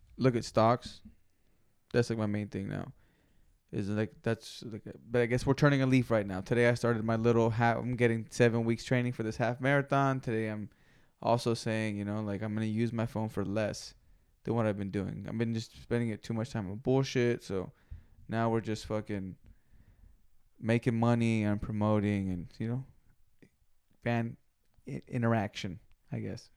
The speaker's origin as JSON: {"language": "English", "region": "West Coast", "country": "United States", "said": "The West Coast"}